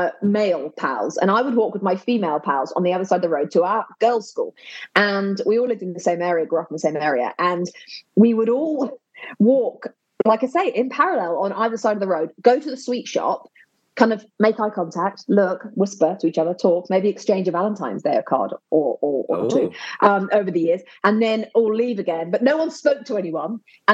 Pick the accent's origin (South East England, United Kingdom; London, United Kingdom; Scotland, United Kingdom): London, United Kingdom; also born or lived in Hammersmith; now in United States; I was born in Hammersmith, grew up in Ealing.